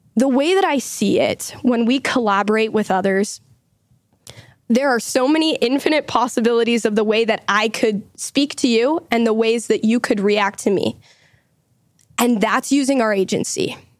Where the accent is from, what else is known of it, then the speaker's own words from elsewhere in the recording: Utah, United States; I also live here in Utah. I, like John, go to the University of Utah. Lived here my whole life